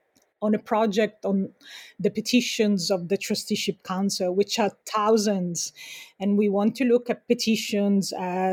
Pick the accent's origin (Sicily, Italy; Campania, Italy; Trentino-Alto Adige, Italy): Sicily, Italy; now in United States; I'm also from Sicily, right, which to Antonio Gramsci was part of Italy internal colonialism, and I live in the US where I'm a feminist migrant, and this is a settler colony.